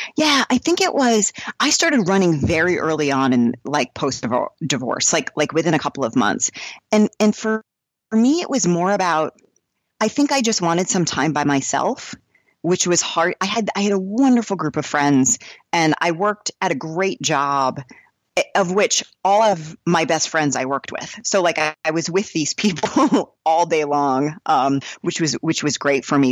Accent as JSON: {"language": "English", "region": "New Hampshire", "country": "United States", "tie": "born or raised there", "also_born_or_lived": "New York / Atlanta / Boston", "moved": "as an adult", "lives_now": "Seattle, United States", "said": "I grew up in New Hampshire"}